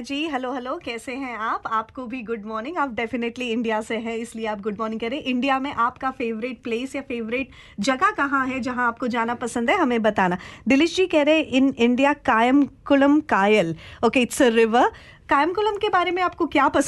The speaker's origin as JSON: {"language": "Hindi", "town": "Lalitpur", "region": "Uttar Pradesh", "country": "India", "said": "ललितपुर है मैं वहां से हूँ ये यूपी से हूँ"}